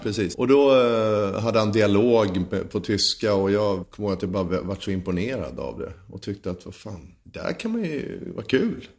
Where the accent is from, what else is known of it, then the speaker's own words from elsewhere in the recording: Huddinge, Stockholm County, Sweden; född och uppvuxen i Huddinge 1975 föddes jag.